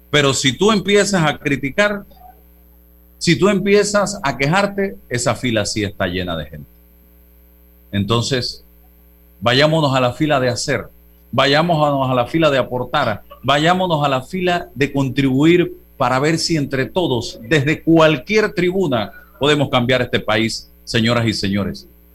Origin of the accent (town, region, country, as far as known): Panama